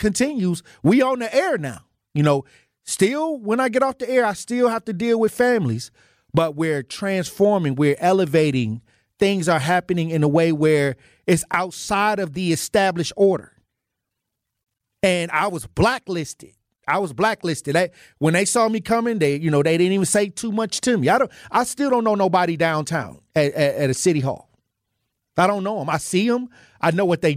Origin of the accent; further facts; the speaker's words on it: Milwaukee, Wisconsin, United States; moved away as an adult; also born or lived in Iowa / Minnesota; I was born and raised in Milwaukee, but I left and went to Iowa, Minnesota for 11 years.